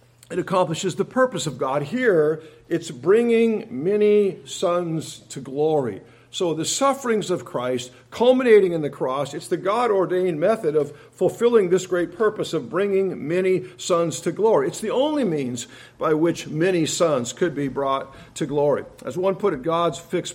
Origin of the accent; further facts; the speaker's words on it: Tacoma, Washington, United States; I'm from Tacoma